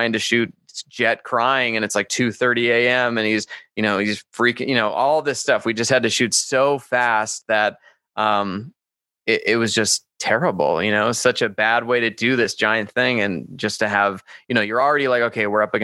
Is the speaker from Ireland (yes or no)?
no; Calgary, Alberta, Canada; now in Las Vegas, United States; I'm from Canada.